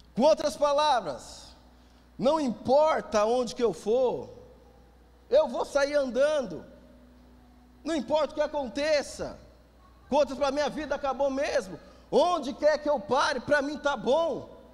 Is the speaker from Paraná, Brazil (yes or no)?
no; Greater São Paulo, Brazil; Nascido e criado aqui na Grande São Paulo